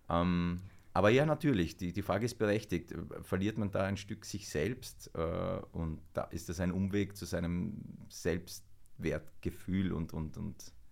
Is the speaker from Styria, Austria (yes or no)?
yes; Weiz, Styria, Austria; born there; wenn man halt so direkt von der Steiermark, von Weiz, wo ich geboren bin, in Flieger steigt und in Ägypten aussteigt und dann in die Pampa fährt, ins Nildelta